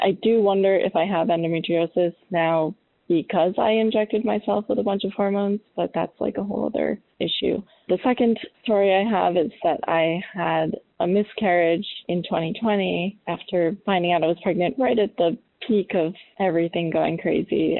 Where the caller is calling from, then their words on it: Albany, New York, United States; I'm calling from Albany, New York